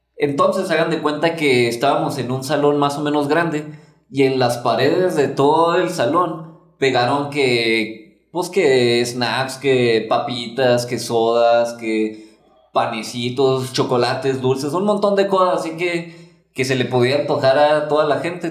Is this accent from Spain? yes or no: no; Mexico; en nuestra cultura de México